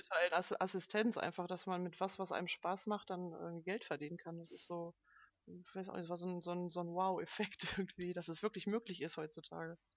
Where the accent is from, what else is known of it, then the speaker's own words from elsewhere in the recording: Duisburg, North Rhine-Westphalia, Germany; Ich komme aus Duisburg, äh, wohne da mit meiner besseren Hälfte